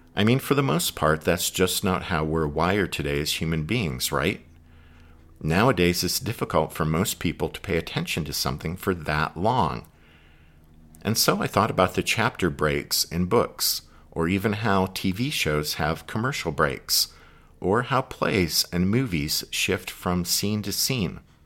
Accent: Pennsylvania, United States; I'm from Pennsylvania

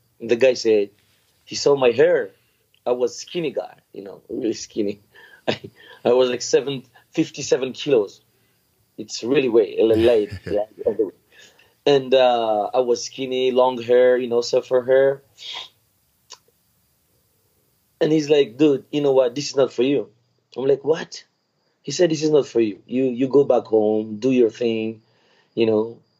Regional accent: Madagascar; I grew up in Madagascar. My family have been in Madagascar for many generations, but I have different roots.

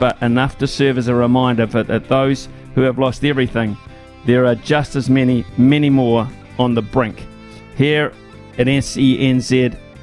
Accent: Wellington, New Zealand; now in Hawke's Bay, New Zealand; as a kid growing up in Wellington

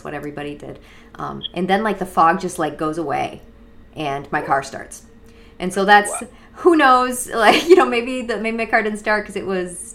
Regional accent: Western Massachusetts, United States; now in Florida, United States; I grew up in Western Massachusetts, and it's old and it's creepy

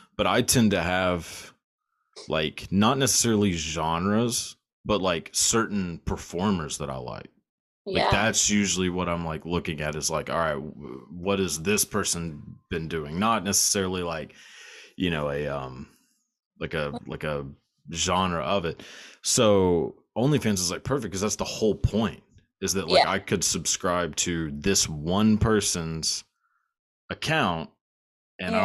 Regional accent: Texas, United States; I'm from Texas and it is definitely not the most progressive place

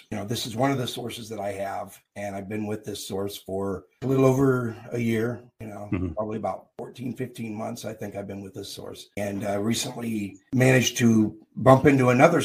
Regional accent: Logansport, Indiana, United States; moved away as an adult; I was born and raised in Logansport, which is, you know, right next door there. And in 2004, I moved to Indianapolis

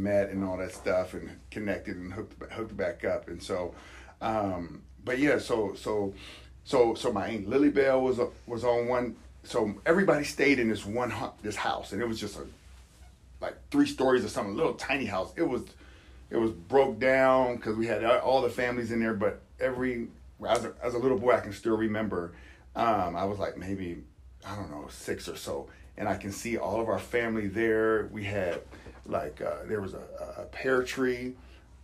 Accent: Youngstown, Ohio, United States; also born or lived in Cheney, Washington; now in Spokane, United States; I'm a young kid. I'm growing up in Youngstown, Ohio

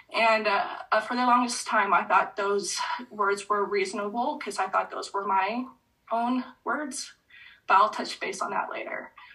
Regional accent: an hour north of San Diego, California, United States; moved away; also born or lived in Utah; I went back to my home state and let alone just an hour south of where I grew up

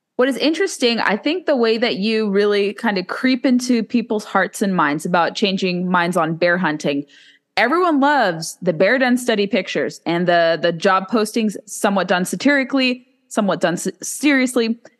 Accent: California, United States; now in Virginia, United States; I have people in my home state of California

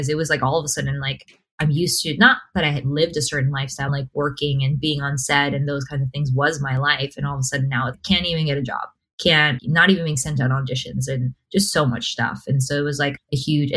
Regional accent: United States

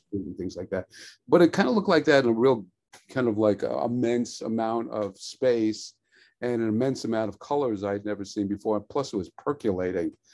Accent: New York City, New York, United States; I was born in Brooklyn

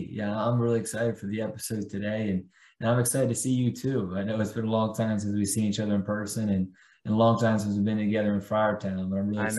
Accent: Bel Air, Maryland, United States; moved away as an adult; also born or lived in Providence; now in McAllen, United States; my hometown of Bel Air, Maryland. I think growing up in Bel Air, like, I was there pretty much my entire childhood, and then went off to Providence College, and then bounced around a couple different places before landing down here

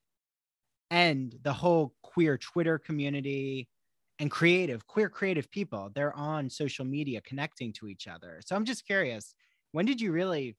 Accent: New Jersey, United States; growing up in New Jersey.

